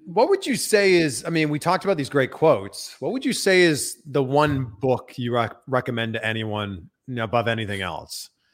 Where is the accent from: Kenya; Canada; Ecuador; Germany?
Canada; now in United States; I'm from Canada